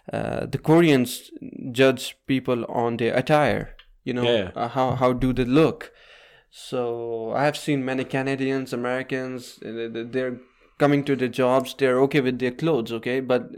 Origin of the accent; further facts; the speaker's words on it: Pakistan; So coming from Pakistan, which is very polluted, and we have a lot of smog issues in winter.